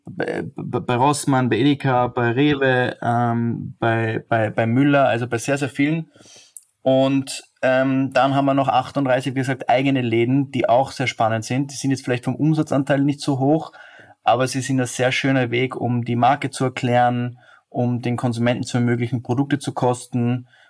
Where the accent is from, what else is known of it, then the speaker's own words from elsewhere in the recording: Austria; als Österreicher